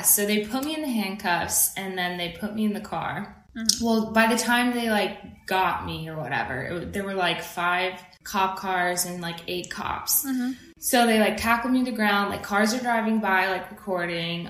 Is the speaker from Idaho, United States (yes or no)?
yes; Idaho, United States; moved away as an adult; also born or lived in Virginia / New York; now in Los Angeles, United States; I'm born in Idaho. I grew up between Idaho and Virginia